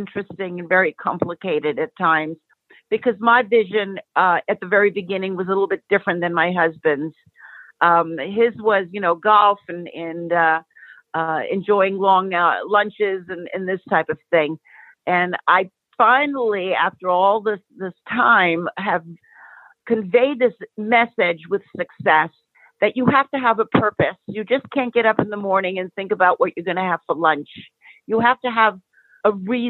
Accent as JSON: {"language": "English", "town": "New York City", "region": "New York", "country": "United States", "moved": "yes", "lives_now": "Los Angeles, United States", "said": "I am living in Los Angeles. I was originally from New York City. I am a child of immigrants. My parents came from the country of Greece, and I grew up immersed in that culture, and I'm bilingual."}